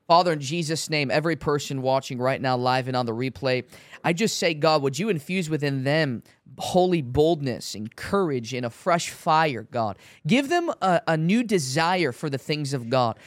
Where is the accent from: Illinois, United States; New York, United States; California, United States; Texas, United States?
Illinois, United States; Chicago; I'm from Chicago